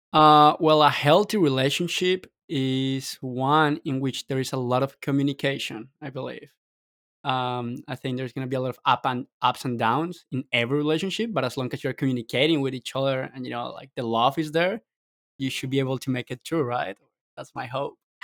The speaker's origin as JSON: {"language": "English", "country": "Colombia", "said": "I'm from Colombia"}